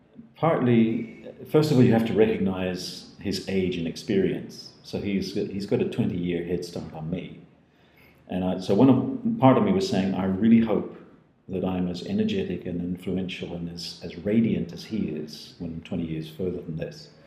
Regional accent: New Zealand; also born or lived in Scotland; now in Netherlands; I'm a Dutchified Kiwi from Scottish roots, but who had the privilege of growing up in New Zealand.

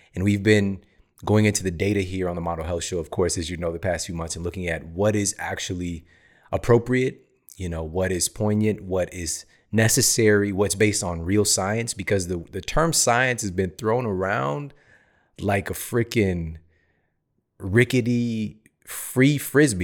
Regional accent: St. Louis, Missouri, United States; I'm from Saint Louis

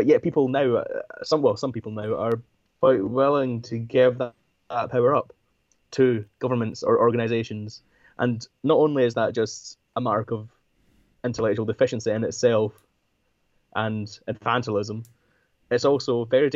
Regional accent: United Kingdom; part of being British

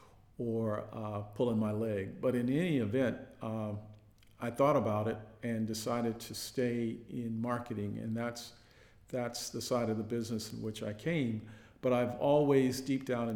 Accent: Compton, California, United States; also born or lived in Houston, Texas; I grew up in Compton

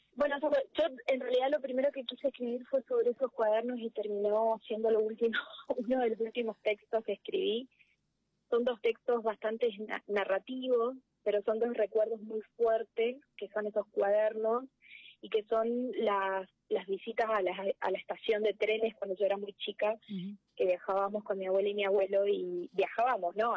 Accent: interior of Corrientes Province, Argentina; moved away as an adult; now in Corrientes, Argentina; El, el, pueblo donde ella vivía, que es donde yo nací, está a 500 kilómetros de Corrientes Capital

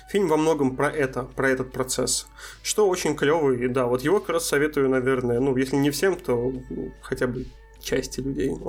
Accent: Astrakhan, Astrakhan Oblast, Russia; also born or lived in Moscow; мне здесь скорее вспомнилось то, как я приехал из Москвы в Астрахань обратно, когда я был слегка снобом относительно того, что вот тут как-то все так не очень.

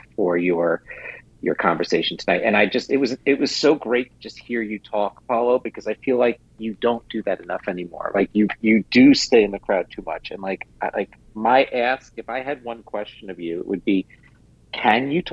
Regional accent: New York City, New York, United States; I was a really tall Jew growing up in New York City at 5'9"

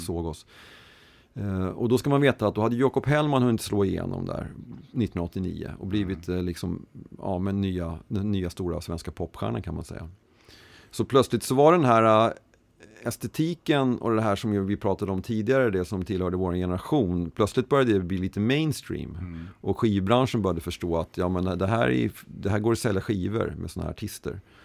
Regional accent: Stockholm, Stockholm County, Sweden; jag var uppväxt i Mälarhöjden söder om stan

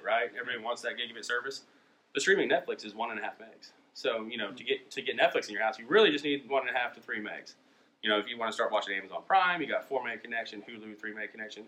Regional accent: Perkins, Oklahoma, United States; we're 3rd generation from Perkins.

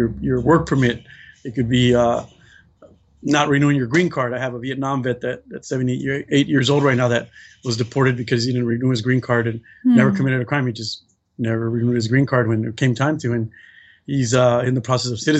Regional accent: Compton, California, United States; also born or lived in Mexico; came to the United States at the age of 7 years old, grew up in Compton, California

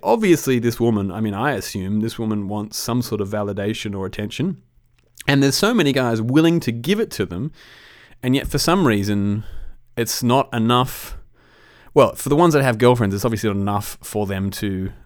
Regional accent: Australia; as an Australian

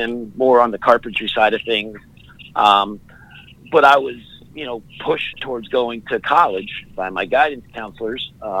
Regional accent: Allentown, Pennsylvania, United States; So I grew up in the Allentown area. It's uh-huh. referred to as the Lehigh Valley.

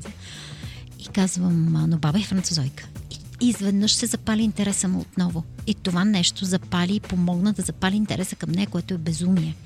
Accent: Bulgaria; ние сме горди, че сме българи

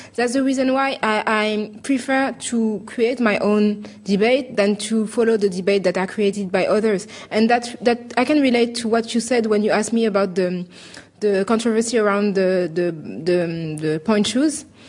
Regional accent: Paris, Île-de-France, France; I said that I was French and I was from Paris

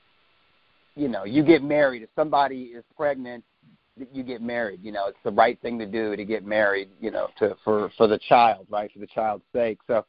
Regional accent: United States; born or raised there; also born or lived in New York City, United States / Ohio, United States / Missouri, United States

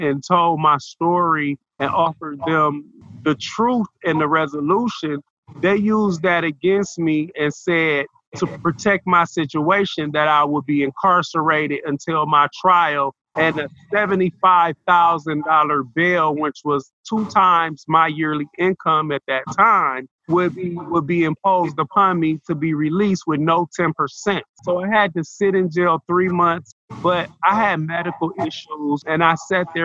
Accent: Michigan, United States; now in Lucas County, Ohio, United States; I was born in Michigan.

